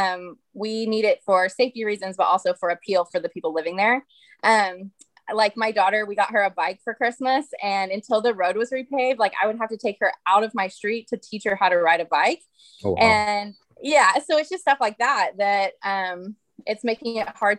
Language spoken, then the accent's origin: English; Oklahoma City, Oklahoma, United States; also born or lived in Tulsa, Oklahoma / Norman, Oklahoma / The Village, Oklahoma; And then I grew up in Southeast Oklahoma City.